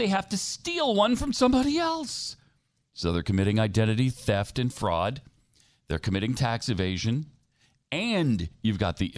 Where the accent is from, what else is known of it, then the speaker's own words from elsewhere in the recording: Texas, United States; we're from Texas